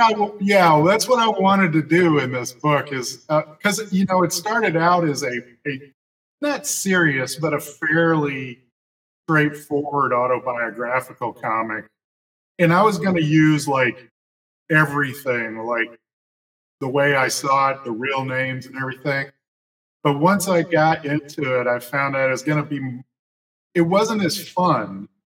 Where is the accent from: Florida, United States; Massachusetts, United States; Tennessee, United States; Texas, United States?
Tennessee, United States; Jackson; also born or lived in California / Memphis, Tennessee / Nashville, Tennessee; So Tennessee's the only home I ever